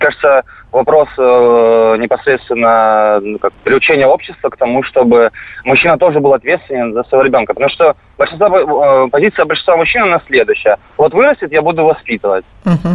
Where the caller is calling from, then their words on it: Rostov-on-Don, Rostov Oblast, Russia; я звоню из Ростова-на-Дону